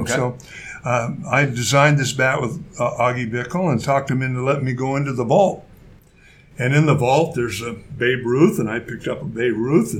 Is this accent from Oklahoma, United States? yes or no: no; Corvallis, Oregon, United States; also born or lived in Portland, Oregon; I was born in Corvallis.